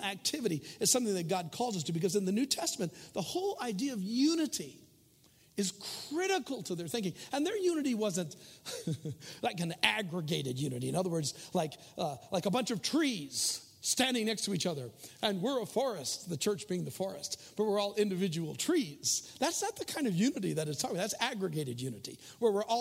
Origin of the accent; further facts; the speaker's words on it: United States; we are Americans, and I'm glad I'm an American